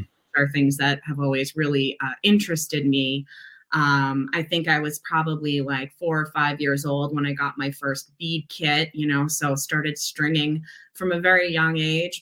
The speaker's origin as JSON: {"language": "English", "region": "Massachusetts", "country": "United States", "tie": "born or raised there", "also_born_or_lived": "Providence, Rhode Island", "moved": "as an adult", "lives_now": "Seattle, United States", "said": "I was born and raised in Massachusetts, not too far from Boston"}